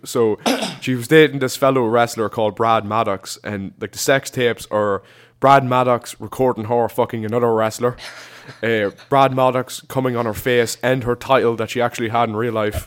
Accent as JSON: {"language": "English", "country": "Ireland", "said": "we're Irish"}